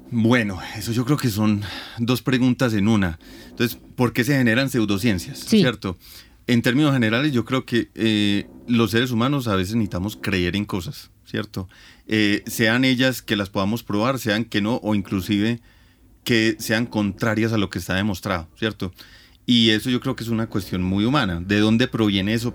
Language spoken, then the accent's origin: Spanish; Antioquia, Colombia; de las creencias populares que me tocaron a mí desde niño, ¿cierto? Entonces, por ejemplo, uno le da una gripa y en, Antioquia se recomienda mucho el agua panela con limón